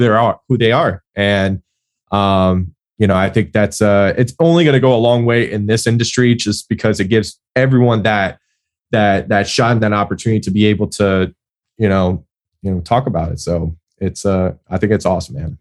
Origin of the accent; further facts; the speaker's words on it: Tampa, Florida, United States; I grew up over in Tampa